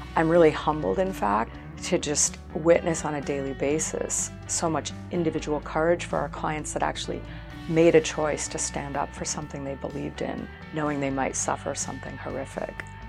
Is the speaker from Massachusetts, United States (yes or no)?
yes; Boston, Massachusetts, United States; moved away; also born or lived in Los Angeles; I grew up in the Boston area